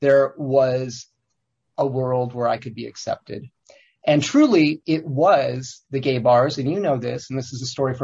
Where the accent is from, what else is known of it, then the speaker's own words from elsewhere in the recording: Olean, New York, United States; I grew up in Olean, New York